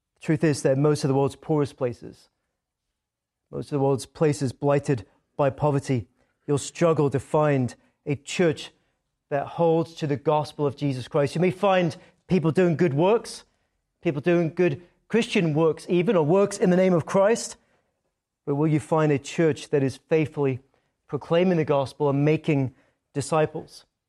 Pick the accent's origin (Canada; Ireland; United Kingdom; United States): United Kingdom; Scotland; accent: Scottish; moved away; When I come back from Scotland, my accent is sometimes a little bit stronger than before I left